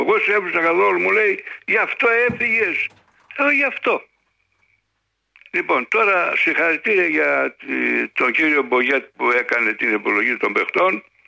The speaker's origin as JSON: {"language": "Greek", "country": "Greece", "said": "Εγώ είμαι Έλληνας τρίτης γενιάς, τετάρτης"}